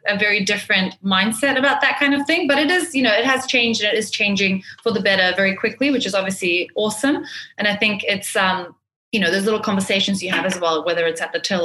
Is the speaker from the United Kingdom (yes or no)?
no; New Zealand; moved away as an adult; now in Dubai, United Arab Emirates; I grew up in New Zealand. So I've been in Dubai for about 10 years, but I grew up from a fairly young age in New Zealand